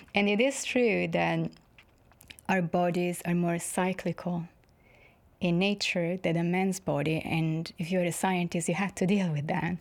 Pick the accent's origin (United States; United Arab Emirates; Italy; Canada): Italy; Florence, Tuscany; moved away; I'm from Florence in Italy